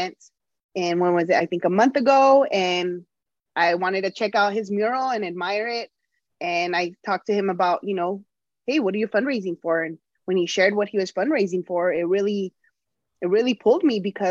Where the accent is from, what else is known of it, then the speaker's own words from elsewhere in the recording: Tucson, Arizona, United States; also born or lived in Los Angeles; Now here back in Tucson, back in my hometown